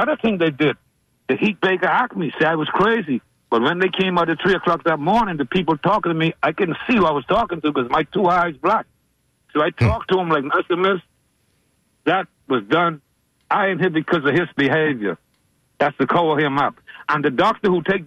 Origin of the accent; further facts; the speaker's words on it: Bahamas; now in Tampa, United States; I come from Bahamas.